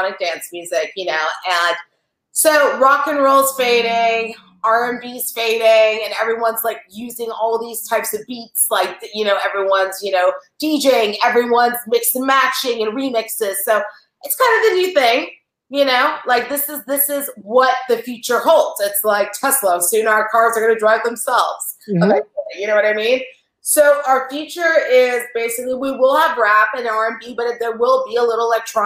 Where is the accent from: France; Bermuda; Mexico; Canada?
France; Paris, Île-de-France; I'm French, I'm from Paris